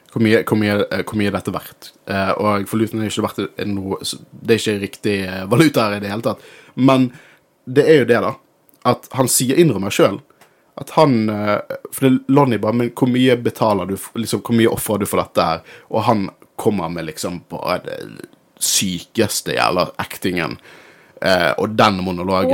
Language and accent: Norwegian; Norway; Jeg er norsk